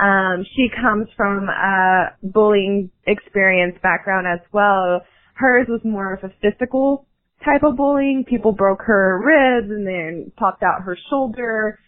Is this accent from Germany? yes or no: no; Texas, United States; There are times where I think it's because, you know, we're both from Texas, or because I'm very, very young, coming into the industry at age 17.